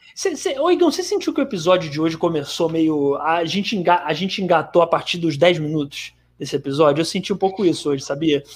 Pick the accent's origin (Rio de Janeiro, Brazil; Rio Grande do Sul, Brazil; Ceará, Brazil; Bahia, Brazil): Ceará, Brazil; eu sou do Ceará